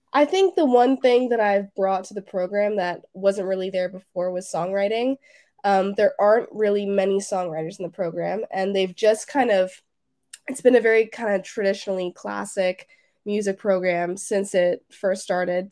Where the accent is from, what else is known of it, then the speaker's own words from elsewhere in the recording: Toronto, Ontario, Canada; I'm from Toronto, Canada